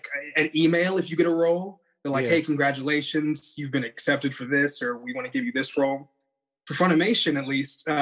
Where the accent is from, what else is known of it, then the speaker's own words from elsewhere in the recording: California, United States; moved away as an adult; also born or lived in Dallas, Texas; I'm from California